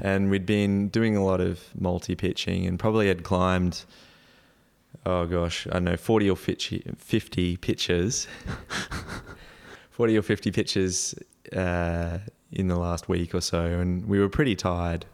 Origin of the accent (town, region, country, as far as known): Townsville, Queensland, Australia; born or raised there; moved away as an adult; also born or lived in Adelaide / Norway